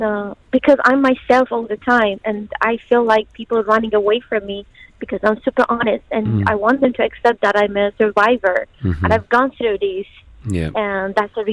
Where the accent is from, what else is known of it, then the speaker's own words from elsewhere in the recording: Iran; moved away as an adult; now in United Arab Emirates; I'm from Iran.